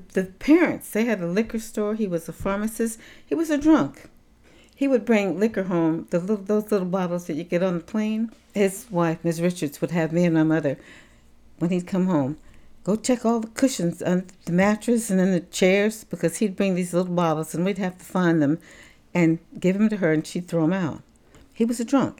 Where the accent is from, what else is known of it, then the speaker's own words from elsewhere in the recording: Tampa, Florida, United States; I was born in November of nineteen thirty-nine in Tampa, Florida